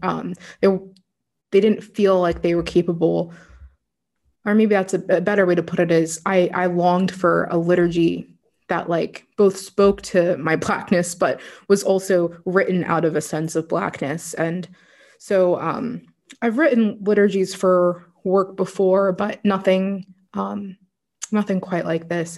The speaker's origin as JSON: {"language": "English", "town": "Pittsburgh", "region": "Pennsylvania", "country": "United States", "tie": "born or raised there", "also_born_or_lived": "Los Angeles / Florida", "said": "from the age of around six and on i was raised in pittsburgh"}